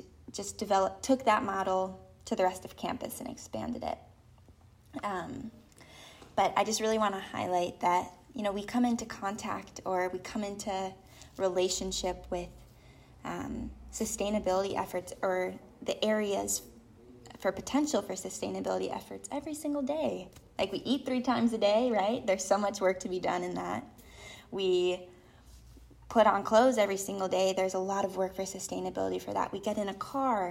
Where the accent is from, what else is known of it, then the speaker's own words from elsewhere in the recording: Illinois, United States; moved away; I grew up in Illinois knowing, you know, monoculture, knowing crop duster plains